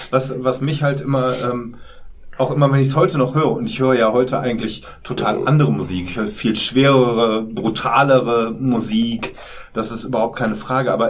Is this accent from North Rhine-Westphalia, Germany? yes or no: yes; Solingen, North Rhine-Westphalia, Germany; Ich bin in Solingenwald zur Schule gegangen